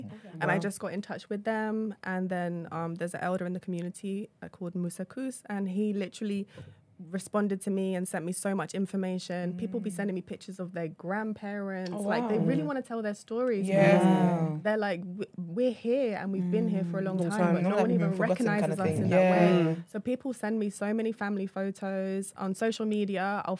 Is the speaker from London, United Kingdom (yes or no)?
yes; London, United Kingdom; In London.